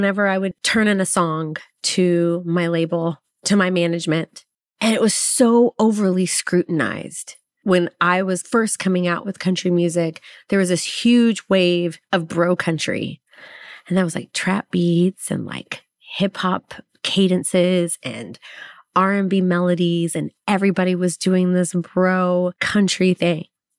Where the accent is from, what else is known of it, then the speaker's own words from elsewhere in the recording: Waco, Texas, United States; also born or lived in Los Angeles; now in Nashville, United States; Well, growing up in Waco, Texas, like people don't really understand, like Black people are country.